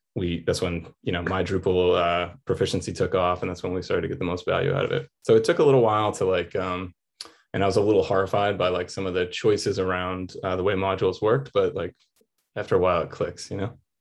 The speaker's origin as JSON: {"language": "English", "town": "Atlanta", "region": "Georgia", "country": "United States", "said": "I was from Atlanta"}